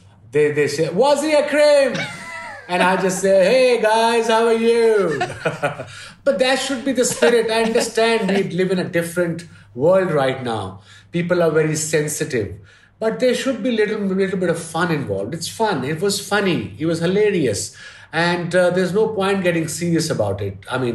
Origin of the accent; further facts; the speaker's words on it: Lahore, Punjab, Pakistan; born there; Yeah, I was born in Lahore.